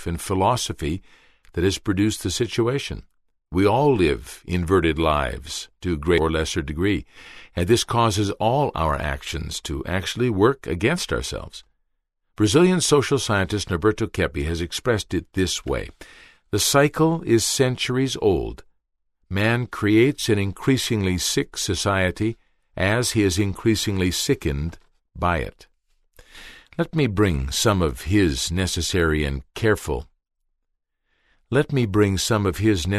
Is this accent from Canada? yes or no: yes; Canada; also born or lived in New York; I'm a Canadian, I lived 2 years in New York